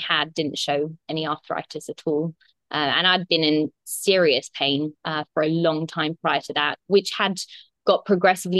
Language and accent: English; England, United Kingdom; moved away as an adult; also born or lived in Australia; now in Bali, Indonesia; I'm definitely not Balinese. I'm English, but I've been living in Australia for the last 8 years.